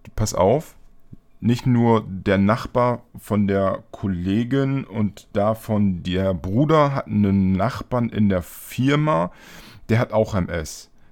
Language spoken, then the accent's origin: German; East Frisia, Lower Saxony, Germany; now in Bremen, Germany; ich komme ja auch aus Ostfriesland. Ähm, gebürtig